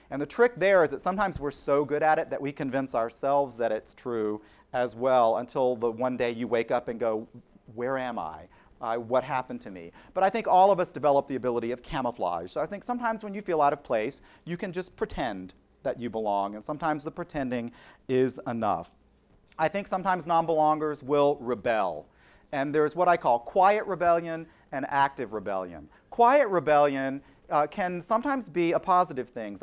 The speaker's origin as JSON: {"language": "English", "region": "South Carolina", "country": "United States", "tie": "born or raised there", "also_born_or_lived": "Pennsylvania", "moved": "as an adult", "said": "the assistant to the director of development at the University of South Carolina"}